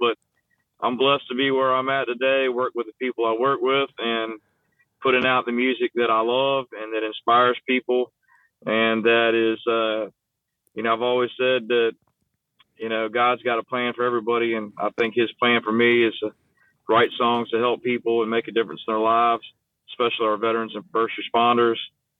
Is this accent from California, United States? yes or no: no; Virginia, United States; born there; I was born in Southeast Virginia.